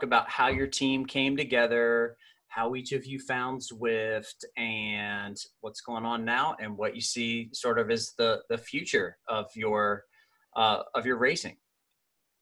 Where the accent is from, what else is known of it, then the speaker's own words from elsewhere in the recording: the South, United States; I'm a Southern boy